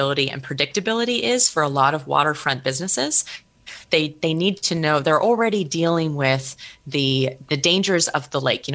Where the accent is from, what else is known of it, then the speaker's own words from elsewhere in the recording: Cook Inlet region, Alaska, United States; I'm originally from Alaska. I grew up on Dena'ina lands in the Cook Inlet region.